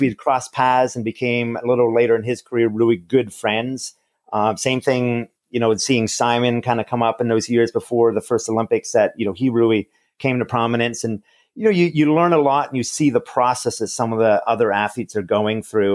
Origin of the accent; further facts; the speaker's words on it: Montreal, Quebec, Canada; Growing up in Montreal, Canada